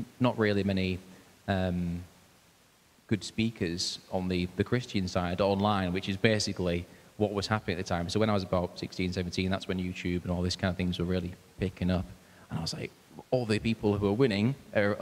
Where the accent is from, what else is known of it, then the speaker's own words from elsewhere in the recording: Hull, Yorkshire and the Humber, United Kingdom; I'm from Hull, born in Hull, and been in Hull ever since